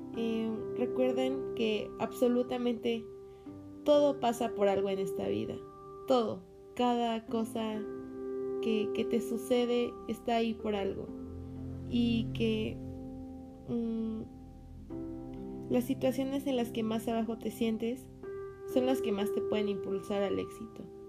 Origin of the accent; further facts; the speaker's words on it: Mexico City, Mexico; yo soy de Ciudad de México